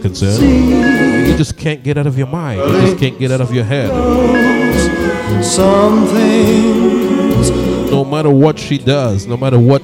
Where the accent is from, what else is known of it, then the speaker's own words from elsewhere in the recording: Bay Area, California, United States; also born or lived in Caribbean; we grew up in the Bay Area in California. And I moved there when I was about 9 or 10 years old